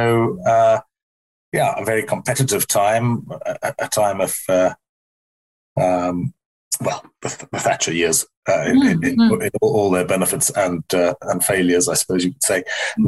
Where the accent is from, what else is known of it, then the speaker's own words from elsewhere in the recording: South Africa; moved away as an adult; I'm not South African anymore. I left there when I was 20. And that was in the apartheid era when South Africa was a place where evil predominated, I think you'd have to say. So I went to school there